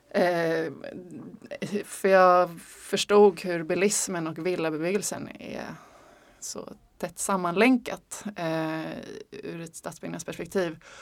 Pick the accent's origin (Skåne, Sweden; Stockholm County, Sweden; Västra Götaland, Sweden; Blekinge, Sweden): Stockholm County, Sweden; Stockholm; also born or lived in Malmö; Alltså jag är uppvuxen i Stockholm, har bott eh, kanske åtta år i Malmö